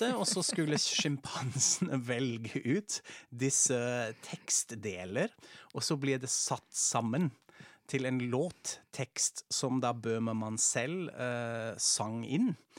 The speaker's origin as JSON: {"language": "Norwegian", "town": "Frankfurt", "region": "Hesse", "country": "Germany", "moved": "yes", "said": "Jeg er som sagt fra Frankfurt, fra Hessen"}